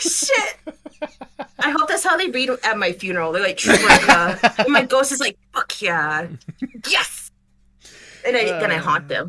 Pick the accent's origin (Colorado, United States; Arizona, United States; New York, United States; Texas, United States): Colorado, United States; also born or lived in Houston, United States; But it was when we first moved to Colorado. Okay. I was born in Houston, and we just finally moved back to Colorado with my parents, and we were living with my great aunt, Linda.